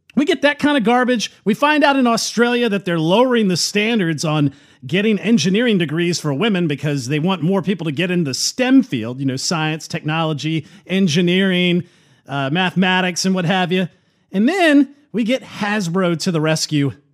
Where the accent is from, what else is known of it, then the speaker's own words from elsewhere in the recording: United States; as an American